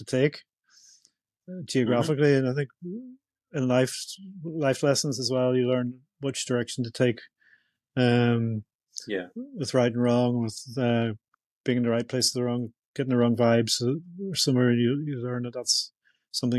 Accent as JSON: {"language": "English", "town": "Belfast", "region": "Northern Ireland", "country": "United Kingdom", "tie": "born or raised there", "said": "growing up in Northern Ireland, Belfast in the 70s"}